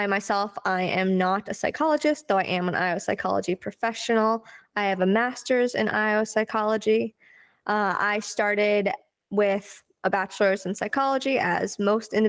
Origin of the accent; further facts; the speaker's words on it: Massachusetts, United States; now in New Hampshire, United States; I'm from Massachusetts, but live in New Hampshire.